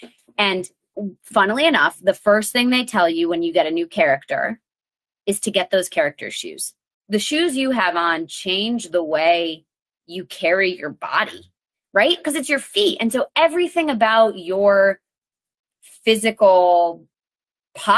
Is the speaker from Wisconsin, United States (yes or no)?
no; Connecticut, United States; I'm from Connecticut